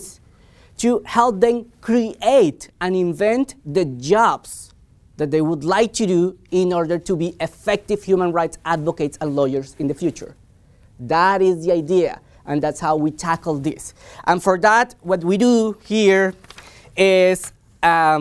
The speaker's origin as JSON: {"language": "English", "country": "Colombia", "tie": "born or raised there", "moved": "as an adult", "said": "I'm from Colombia. I was educated in Colombia. I lived in Colombia for the better part of my life."}